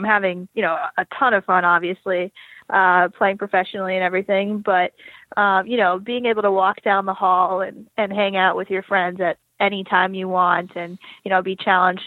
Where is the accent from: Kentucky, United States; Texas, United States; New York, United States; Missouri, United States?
New York, United States; also born or lived in Boston; I grew up in Manhattan, one of the few hockey players